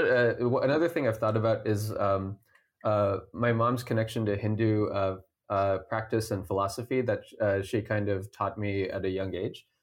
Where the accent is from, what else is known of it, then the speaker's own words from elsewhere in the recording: Cupertino, California, United States; I grew up in Cupertino